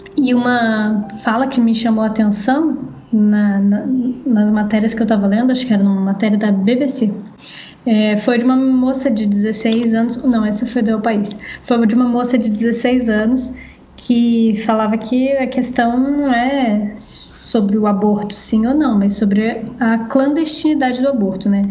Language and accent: Portuguese; Brazil; a gente aqui no Brasil